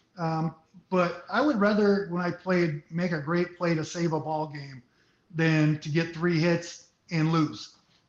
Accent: Santa Clara, California, United States; also born or lived in San Jose; I was born in San Jose, raised in Santa Clara

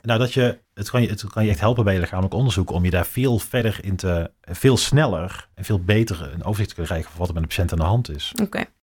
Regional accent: North Brabant, Netherlands; Ik kom uit Brabant

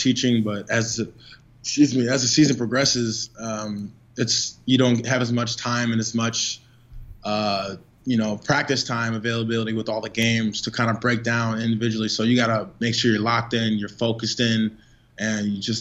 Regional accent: north suburbs of Chicago, Illinois, United States; moved away as an adult; also born or lived in Europe; now in San Antonio, United States; a kid coming in from the north suburb of Chicago

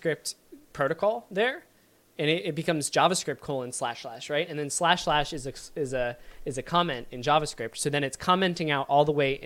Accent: Virginia, United States; I'm from Virginia and I say y'all

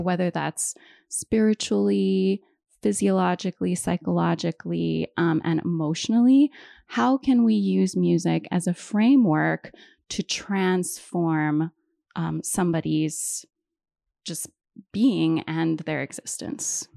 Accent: Hawaii, United States; moved away; also born or lived in East Coast; So I'm originally from Hawaii. I was born and raised there.

